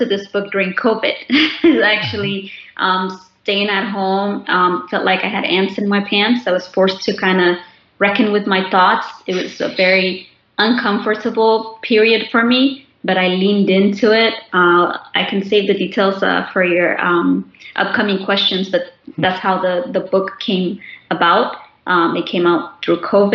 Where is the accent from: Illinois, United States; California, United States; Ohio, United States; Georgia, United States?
Illinois, United States; Chicago; also born or lived in Khartoum, Sudan; I was born in Khartoum, Sudan, and my family and I immigrated here when I was 18 months old. I like to tell people I was born and raised in Chicago